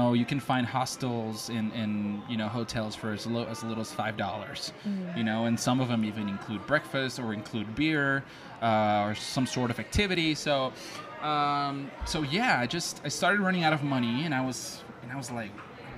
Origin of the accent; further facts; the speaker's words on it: Mexico; I'm from Mexico